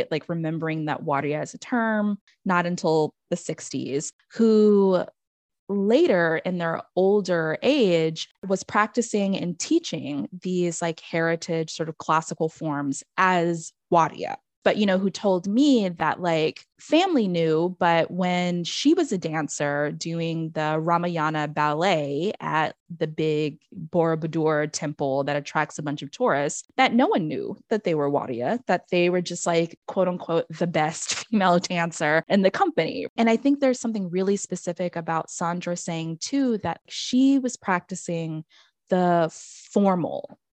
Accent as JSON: {"language": "English", "town": "Banyumas", "region": "Central Java", "country": "Indonesia", "said": "not only because I'm from Banyumas, am I interested in Lengger. You know, we had to do dance lessons in elementary school, so we learned all the regional dances"}